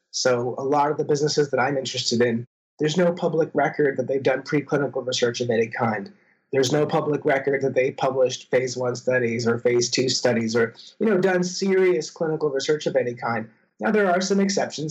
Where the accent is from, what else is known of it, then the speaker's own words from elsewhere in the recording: Canada; moved away as an adult; now in Minnesota, United States; I'm a Canadian citizen